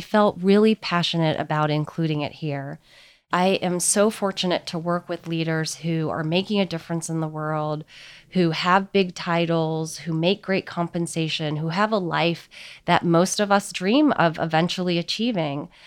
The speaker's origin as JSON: {"language": "English", "country": "United States", "said": "So I'm Chinese American, and the Eastern heritage has been a big part of how I've grown up."}